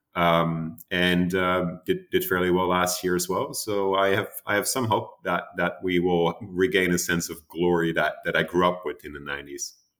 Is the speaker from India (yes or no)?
no; Amsterdam, North Holland, Netherlands; moved away as an adult; also born or lived in United States; now in Boston, United States; my hometown, uh, Amsterdam